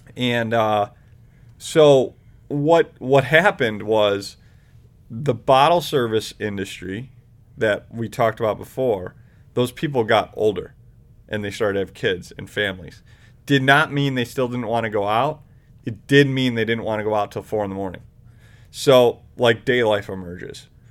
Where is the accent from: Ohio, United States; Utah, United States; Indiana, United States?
Ohio, United States; Independence; also born or lived in Chicago; In, Independence